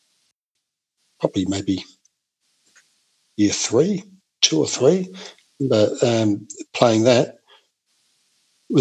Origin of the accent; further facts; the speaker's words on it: Adelaide, South Australia, Australia; I grew up in Blackwood, sort of the inner Adelaide Hills